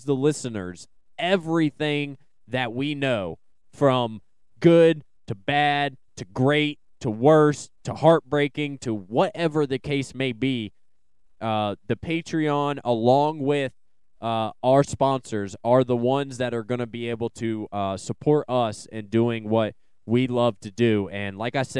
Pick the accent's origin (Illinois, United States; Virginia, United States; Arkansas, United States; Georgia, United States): Virginia, United States; Salem; Salem Arenacross obviously is in my hometown this weekend